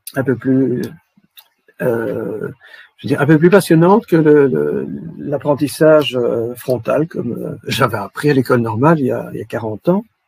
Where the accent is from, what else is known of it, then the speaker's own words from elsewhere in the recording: Belgium; Chez nous, en Belgique